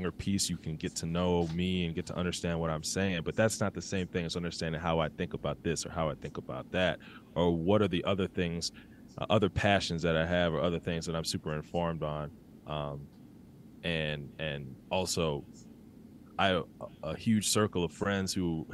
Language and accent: English; Milwaukee, Wisconsin, United States; moved away as an adult; now in Chicago, United States; I'm from Milwaukee.